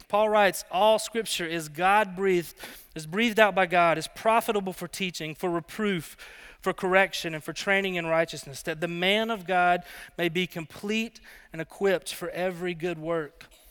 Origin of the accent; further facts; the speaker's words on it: Alabama, United States; moved away as an adult; also born or lived in Colorado; I grew up in Alabama